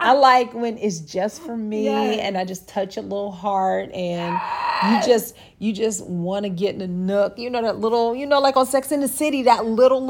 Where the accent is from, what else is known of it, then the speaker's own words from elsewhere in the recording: Akron, Ohio, United States; moved away; also born or lived in Atlanta; I'm from Akron